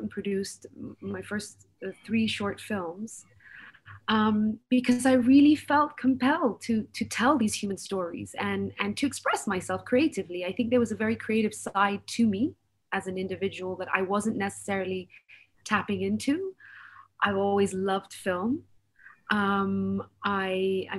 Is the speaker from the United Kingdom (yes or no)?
yes; United Kingdom; I was born, raised, educated in the UK.